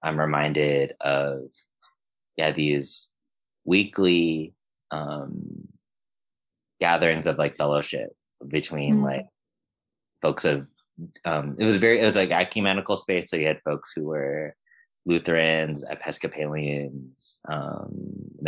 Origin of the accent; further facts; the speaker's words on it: United States; identifying as a Filipino that like was born and raised here in the States